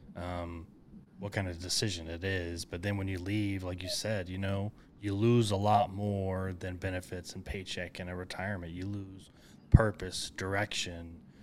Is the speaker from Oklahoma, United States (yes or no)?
yes; Enid, Oklahoma, United States; I grew up in Enid, north of that.